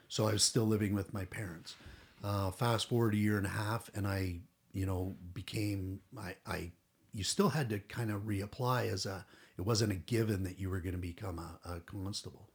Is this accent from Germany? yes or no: no; Toronto, Ontario, Canada; also born or lived in Durham; I grew up in Toronto